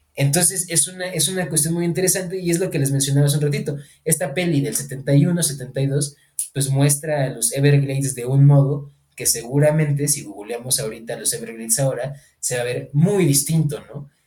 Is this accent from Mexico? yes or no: yes; Mexico; also born or lived in Morelia; soy parte de esta comunidad que somos ciudadanos, ciudadanas mexicanas